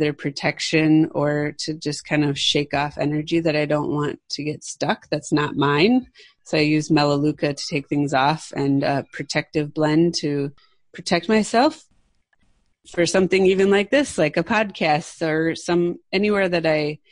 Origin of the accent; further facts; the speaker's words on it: Midwest, United States; now in West Coast, United States; I grew up in the Midwest, which is in the middle of the United States